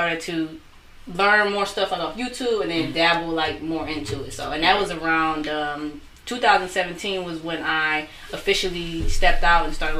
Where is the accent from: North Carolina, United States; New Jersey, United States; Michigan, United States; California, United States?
Michigan, United States; Taylor; also born or lived in Detroit, Michigan; I'm from Detroit, but I grew up in Taylor, actually. Mm-hmm. Been out there since I was 11.